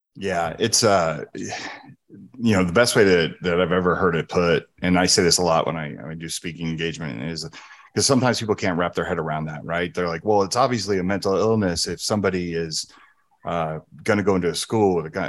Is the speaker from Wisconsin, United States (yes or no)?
no; New Jersey, United States; moved away; also born or lived in San Francisco, California; I grew up in New Jersey and San Francisco